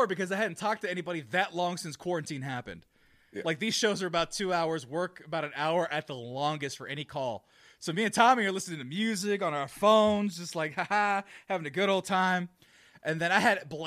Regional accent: California, United States; now in Texas, United States; I'm from California.

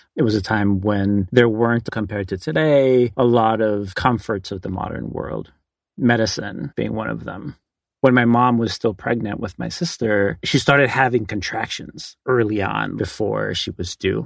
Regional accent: Hanga Roa, Valparaíso, Chile; I was born on Rapa Nui.

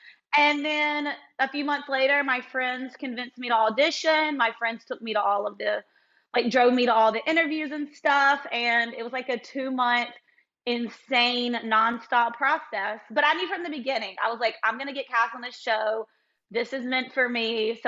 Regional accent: Mississippi, United States; even though I live close and I'm from Mississippi.

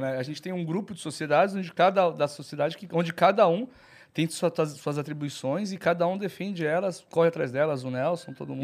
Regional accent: Santos, São Paulo, Brazil; Sou, nasci em Santos.

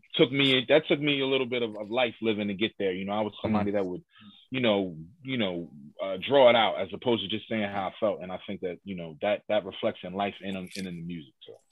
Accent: Philadelphia, Pennsylvania, United States; I'm from Hilltop

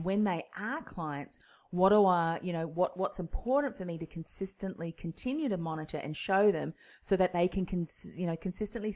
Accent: New Zealand; now in Melbourne, Australia; I'm originally from New Zealand

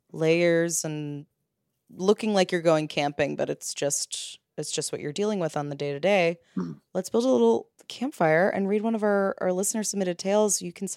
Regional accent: Ireland; moved away as an adult; now in London, United Kingdom; I'm emailing from London after moving over from Ireland.

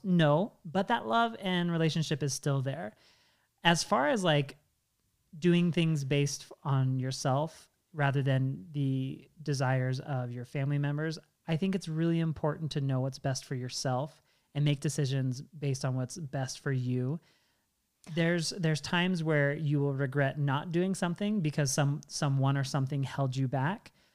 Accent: Washington, United States; I grew up in Washington State

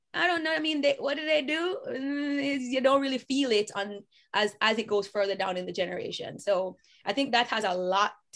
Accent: Jamaica; I am Jamaican

